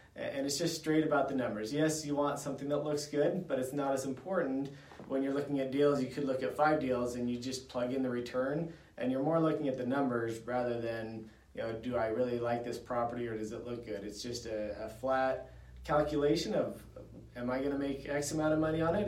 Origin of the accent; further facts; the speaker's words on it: Idaho, United States; I grew up here in Idaho, and I love it here